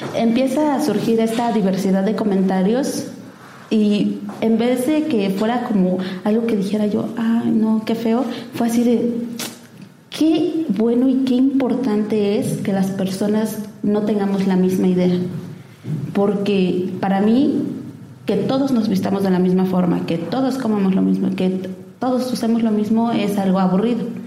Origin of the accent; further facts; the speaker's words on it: Oaxaca, Mexico; soy oaxaqueña, es mi tierra